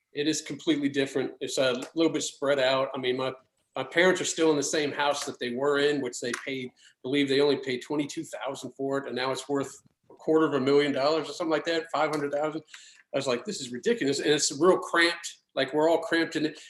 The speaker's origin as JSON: {"language": "English", "town": "Alexandria", "region": "Virginia", "country": "United States", "tie": "born or raised there", "also_born_or_lived": "Richmond", "said": "I'm from Alexandria, Virginia. And if you've seen the movie Remember the Titans, that was the high school I went"}